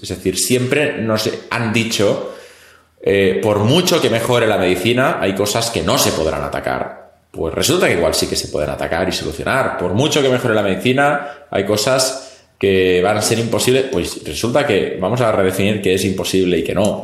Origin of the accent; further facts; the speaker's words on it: Catalonia, Spain; yo soy catalán